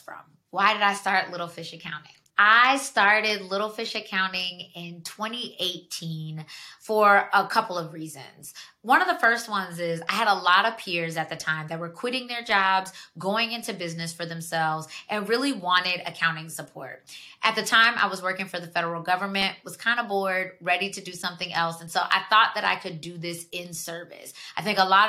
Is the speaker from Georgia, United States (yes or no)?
yes; Georgia, United States; moved away as an adult; now in Washington, D.C., United States; I'm from Georgia. I lived down there for 17 years